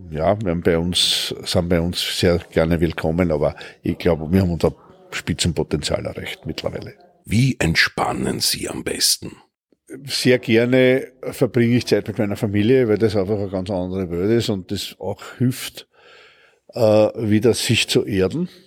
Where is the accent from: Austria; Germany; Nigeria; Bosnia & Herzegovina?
Austria; Hartberg, Styria; born there; Ich bin in Hartberg in der Steiermark geboren, weil meine Eltern stammen aus der Oststeiermark und sind in den Mitte der 60er Jahre nach Wien übersiedelt